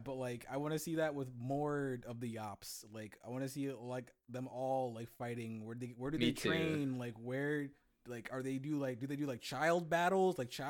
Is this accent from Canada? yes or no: yes; Canada; I'm from Canada.